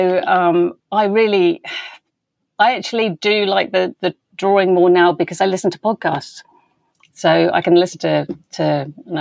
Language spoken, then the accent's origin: English; West Country, South West England, United Kingdom; moved away; I grew up in the West Country